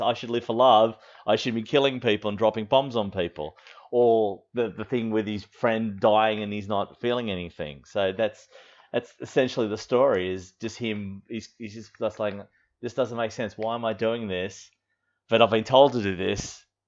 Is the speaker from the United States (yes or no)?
no; Australia; born or raised there